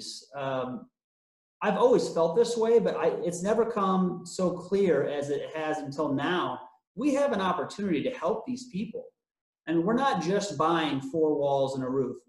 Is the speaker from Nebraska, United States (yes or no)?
yes; Omaha, Nebraska, United States; born and raised in the Omaha area, so I know the area well